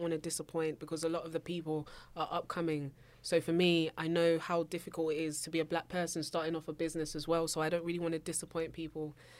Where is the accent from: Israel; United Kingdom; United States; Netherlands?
United Kingdom; London; also born or lived in Abuja, Nigeria; not only do I come from South London, hmm. I come from a Nigerian household. I, I was actually born in Nigeria.